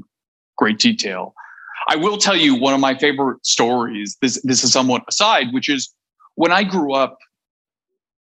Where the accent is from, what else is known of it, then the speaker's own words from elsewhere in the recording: Canada; I'm Canadian